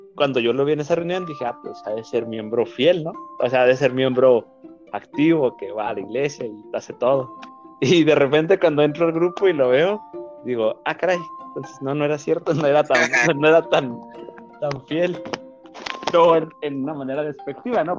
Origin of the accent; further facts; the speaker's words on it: Durango, Mexico; vivimos en la misma ciudad, somos de, de Durango los dos